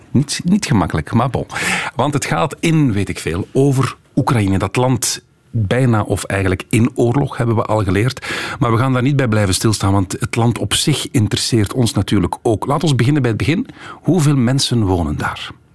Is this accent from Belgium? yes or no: yes; Flanders, Belgium; Wij Vlamingen